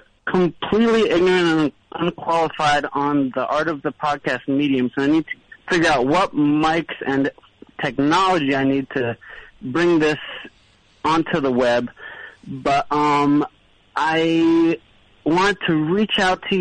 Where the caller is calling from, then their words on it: Brooklyn, New York, United States; calling from Brooklyn.